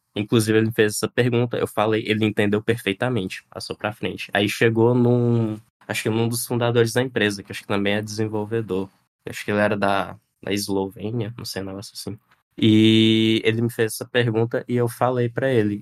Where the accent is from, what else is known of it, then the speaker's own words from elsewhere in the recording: Piauí, Brazil; tenho 26 anos, sou do Piauí